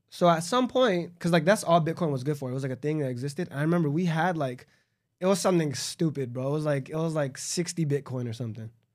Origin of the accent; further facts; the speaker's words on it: Los Angeles, California, United States; I'm from Los Angeles, like a suburb in Los Angeles.